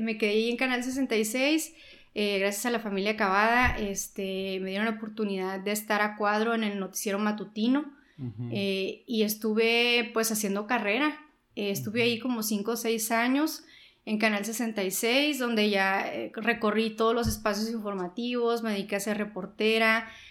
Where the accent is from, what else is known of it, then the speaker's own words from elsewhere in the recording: Caborca, Sonora, Mexico; moved away as an adult; now in Mexicali, Mexico; Yo soy de Caburca, Sonora. Eh, yo vine a Mexicali a vivir cuando tendría unos 18 años